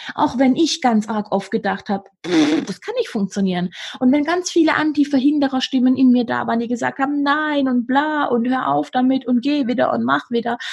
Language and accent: German; Swabia, Germany; accent: Swabian; ich bin aus dem Schwabenland, ich darf frägst benutzen